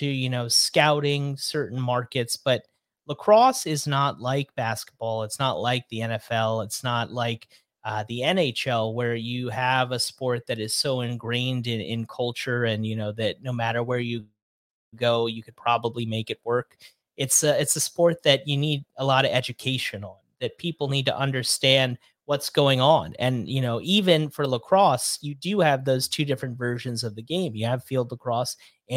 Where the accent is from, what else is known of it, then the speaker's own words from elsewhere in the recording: New York City, New York, United States; moved away; also born or lived in Long Island; I grew up in New York City